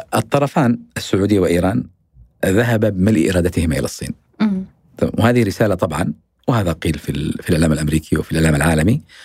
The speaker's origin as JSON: {"language": "Arabic", "country": "Yemen", "said": "أنا سأتحدث كيمني"}